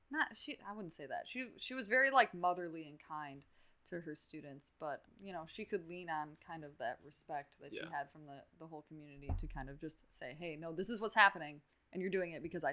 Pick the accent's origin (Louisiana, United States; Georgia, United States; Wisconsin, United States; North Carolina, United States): Wisconsin, United States; Muskego; I grew up in Muskego